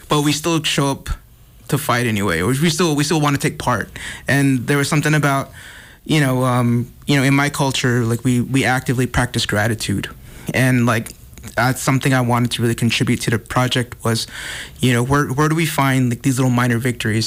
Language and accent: English; Gallup, New Mexico, United States; moved away as an adult; now in Los Angeles, United States; I'm originally from, um, Gal-, Gallup, New Mexico, from the Navajo Reservation